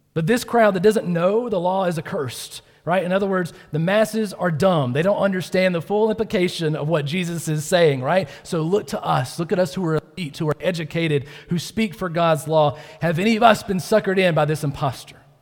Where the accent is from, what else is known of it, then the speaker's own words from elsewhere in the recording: Georgia, United States; I was born in Georgia